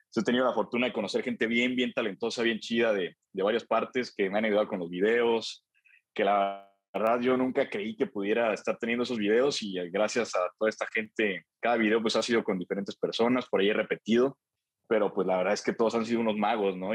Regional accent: Celaya, Guanajuato, Mexico; allá en Celaya, yo soy de Celaya

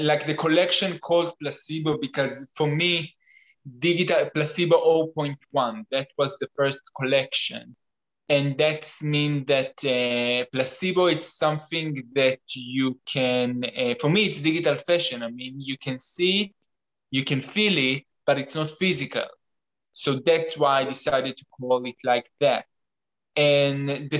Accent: Tel Aviv, Tel Aviv District, Israel; moved away as an adult; now in Stockholm, Sweden; I'm originally from Tel Aviv, and in the last 5 years I'm living in Stockholm

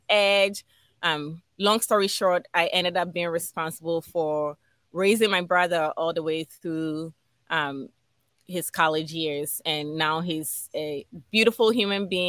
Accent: Accra, Greater Accra, Ghana; also born or lived in Philadelphia, United States; now in United States; I was born and raised in Ghana, West Africa

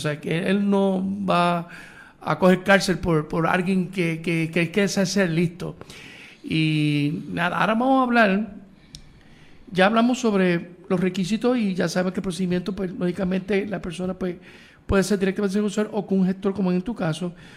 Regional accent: Puerto Rico; nosotros los boricos, pues, lo puedo decir porque somos boricuas

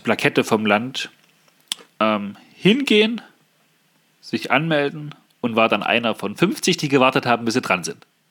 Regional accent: Germany; also born or lived in Naumburg, Saxony-Anhalt; wir, die Deutschen

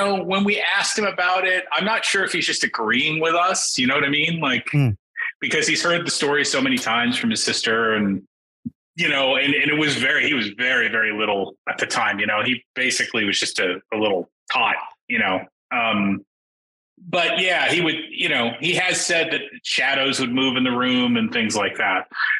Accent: New York City, New York, United States; moved away as an adult; I grew up in New York in the 70s, the 80s, and the 90s. So I left in the 90s. By 92, I was gone.

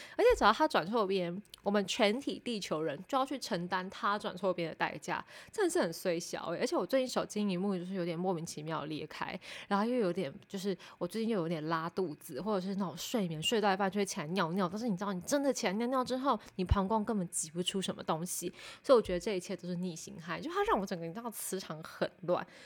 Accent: Taipei, Taiwan; 因为我是台北人

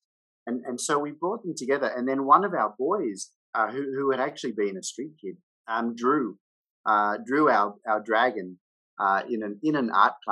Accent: Australia; moved away as an adult; now in Hanoi, Vietnam; I'm an Australian and I live in Vietnam. I've been here now since 2002

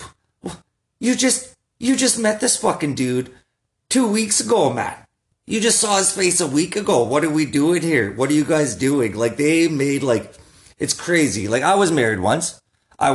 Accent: Saskatoon, Saskatchewan, Canada; I'm from Saskatoon.

